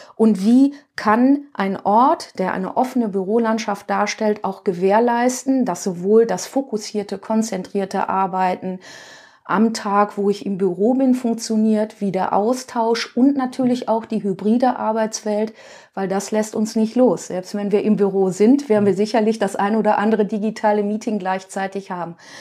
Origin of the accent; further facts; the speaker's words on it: Duisburg, North Rhine-Westphalia, Germany; ich komme aus dem Ruhrgebiet, aus dem schönen Duisburg